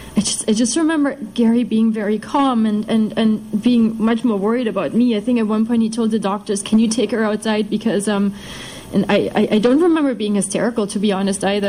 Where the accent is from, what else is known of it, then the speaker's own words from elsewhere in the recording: eastern Germany, Germany; moved away; I'm from Germany. I'm from the east of Germany. Uh, and in contrast to his society, mine was mine is, is basically an atheist society. You you grow up in East Germany.